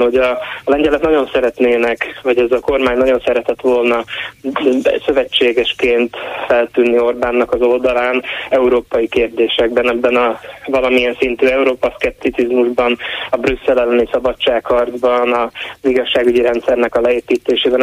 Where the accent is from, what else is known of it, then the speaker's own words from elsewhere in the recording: Slovakia; Én nem csak én születtem itt, hanem a szüleim, sőt a nagyszüleim és a dédszüleim is ugyanitt éltek